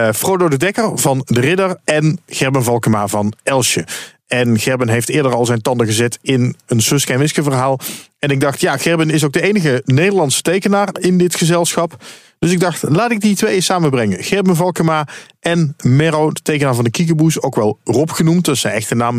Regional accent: Dutch Limburg, Netherlands; ik ben zelf ook een Limburger, maar dan van Nederlands Limburg

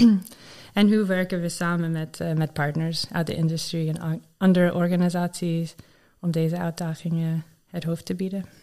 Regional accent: Maryland, United States; Dutch is a second language; moved away as an adult; now in Netherlands; Ik ben opgegroeid in Maryland, in Amerika, waar veel mensen voor de overheid werken.

